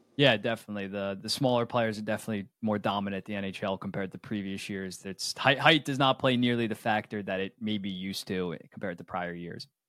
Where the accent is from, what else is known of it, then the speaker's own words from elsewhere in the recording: United States; I'm from America